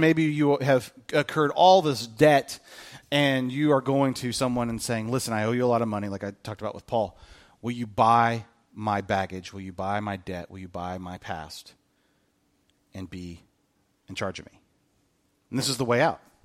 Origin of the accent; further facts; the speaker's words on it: United States; being a bondservant to Christ makes us a better American